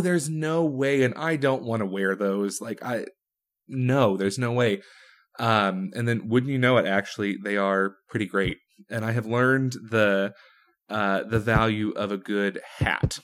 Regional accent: Texas, United States; moved away as an adult; now in Rochester, United States; I grew up in Texas. I lived about the first twenty-two and a half years of my life there

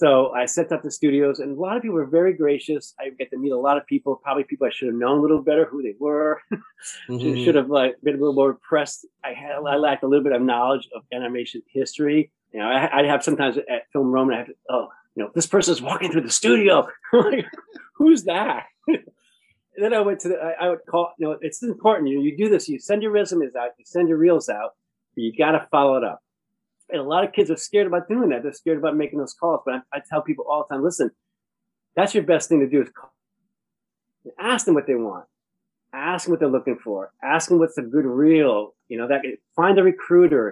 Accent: Rhode Island, United States; moved away; I grew up in Rhode Island

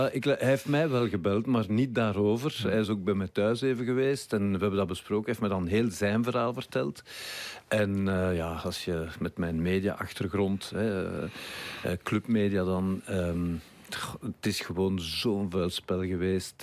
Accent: Brussels, Brussels-Capital Region, Belgium; ik kwam van Brussel

